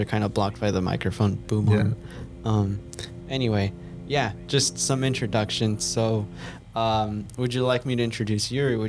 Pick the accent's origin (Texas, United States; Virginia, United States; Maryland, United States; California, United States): California, United States; Santa Ana; moved away as an adult; I'm from Southern California. Grew up in Santa Ana, which is in Orange County.